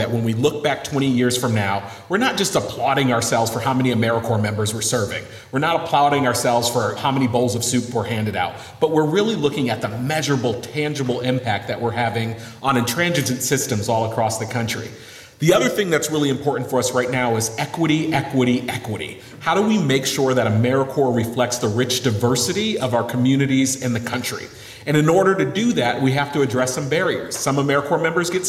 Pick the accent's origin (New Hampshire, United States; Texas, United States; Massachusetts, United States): Massachusetts, United States; Western; I'm from Western Massachusetts. My parents were both 16 years old when I was born